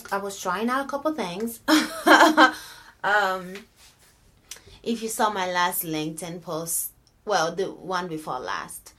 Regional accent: Benin; moved away; born and raised in Benin

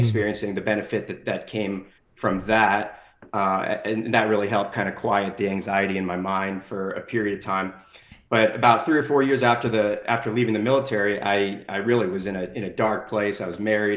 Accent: Denver, Colorado, United States; moved away as an adult; also born or lived in New Jersey; now in Las Vegas, United States; I grew up in Denver, so I had a lot of family out west, and now I live in Las Vegas, Nevada.

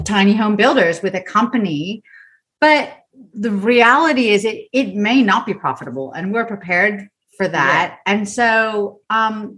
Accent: United States; now in Australia; I'm American

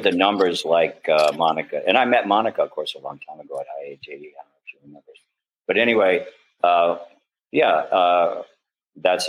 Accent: United States; moved away; also born or lived in Mississippi / New Orleans, Louisiana / Berkeley, California; I came up growing up in Mississippi and New Orleans

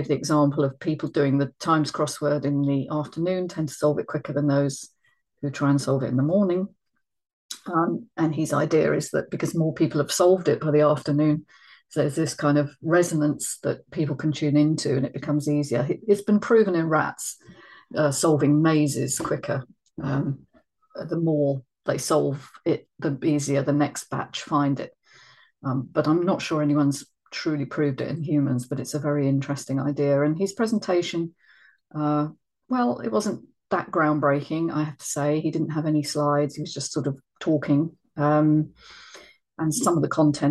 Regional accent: London, United Kingdom; moved away; I'm a Londoner by, you know, the birth

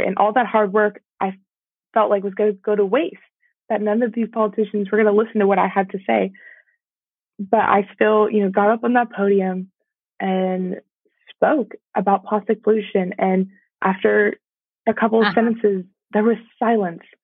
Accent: Georgia, United States; my home state

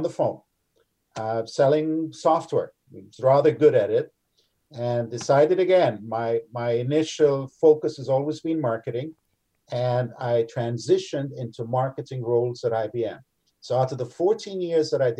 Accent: Canada; being Canadian

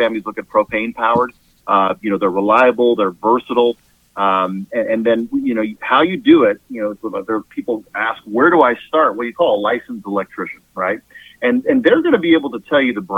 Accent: California, United States; moved away as an adult; now in Kansas, United States; I'm from California originally.

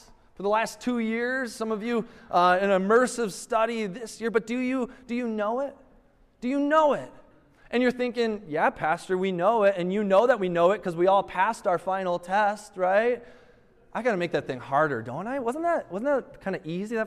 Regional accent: Minnesota, United States; I'm from Minnesota

